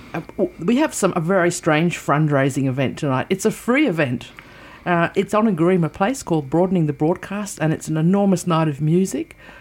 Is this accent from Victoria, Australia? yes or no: no; Canberra, Australian Capital Territory, Australia; when I was growing up in Canberra